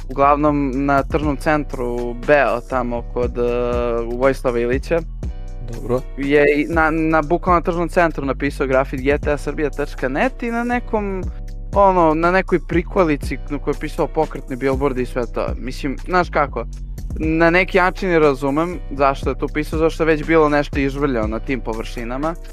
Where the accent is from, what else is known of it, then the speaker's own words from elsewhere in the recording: Belgrade, Serbia; mi samo beograđani